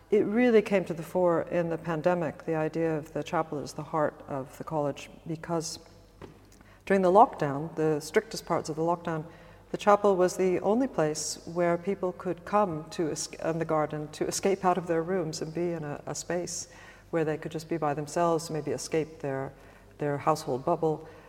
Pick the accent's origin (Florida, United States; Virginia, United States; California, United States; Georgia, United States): Virginia, United States; suburbs of; moved away as an adult; also born or lived in Washington, D.C. / East Coast / New York; now in Oxford, United Kingdom; I was born in Washington, D.C. I grew up in suburbs of Virginia, spent most of my life up and down the East Coast